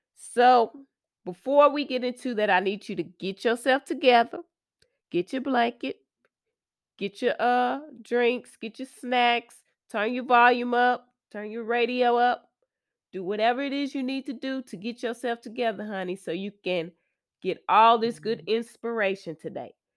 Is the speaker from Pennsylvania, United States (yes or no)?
no; Austin, Texas, United States; I'm from the Austin area